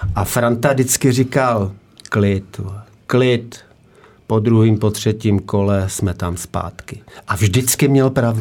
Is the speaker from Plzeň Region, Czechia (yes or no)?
no; Nová Paka, Hradec Králové Region, Czechia; moved away as an adult; also born or lived in Prague; Já pocházím z Nový Paky, z Podkrkonoší, že jo, tam jsem, tam jsem nějak hrál tu pralesní soutěž ještě do vojny